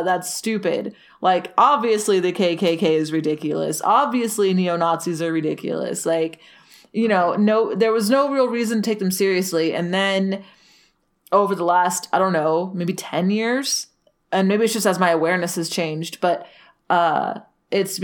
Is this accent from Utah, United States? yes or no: yes; Salt Lake City, Utah, United States; despite growing up in Utah in a very, like, conservative state, we were in a very liberal bubble, both as far as living in Salt Lake City goes